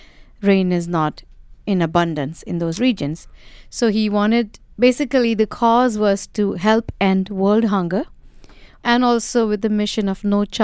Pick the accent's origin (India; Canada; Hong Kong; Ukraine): India; now in United States; winning a Grammy as an Indian